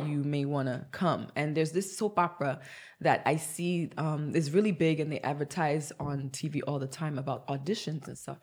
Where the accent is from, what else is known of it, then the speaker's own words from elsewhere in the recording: Nigeria; moved away; I'm Nigerian